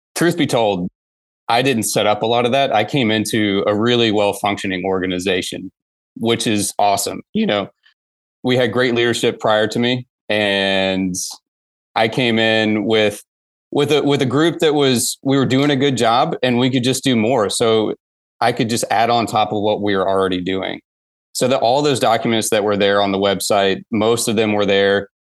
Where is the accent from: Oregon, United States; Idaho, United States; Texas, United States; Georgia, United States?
Georgia, United States; Atlanta; I grew up in the Atlanta area in the nineties